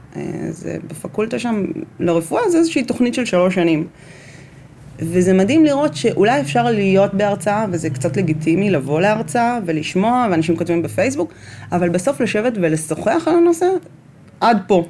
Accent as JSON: {"language": "Hebrew", "town": "Bnei Brak", "region": "Tel Aviv District", "country": "Israel", "tie": "born or raised there", "said": "גדלתי בבני ברק"}